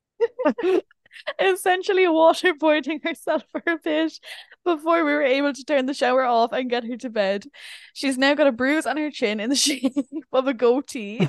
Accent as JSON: {"language": "English", "country": "Ireland", "said": "being Irish"}